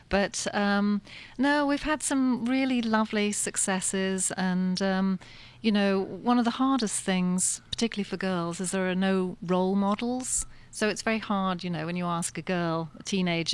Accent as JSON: {"language": "English", "region": "south of England", "country": "United Kingdom", "tie": "born or raised there", "moved": "yes", "said": "I'm English, and I grew up in the south of England"}